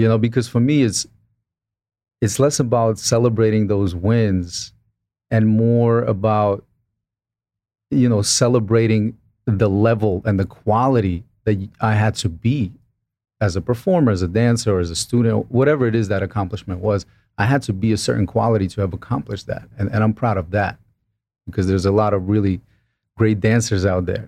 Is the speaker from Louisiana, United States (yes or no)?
no; Brooklyn, New York, United States; I was this kid from Brooklyn